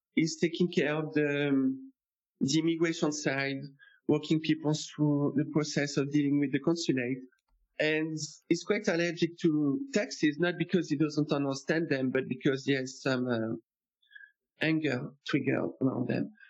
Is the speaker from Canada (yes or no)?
no; France; moved away as an adult; also born or lived in Louisiana / New York; I am American actually, but I started out French. I grew up in France